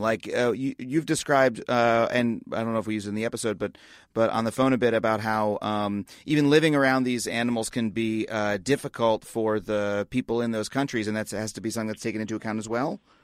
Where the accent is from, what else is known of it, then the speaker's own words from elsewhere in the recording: United States; the environmental culture that I grew up in in the United States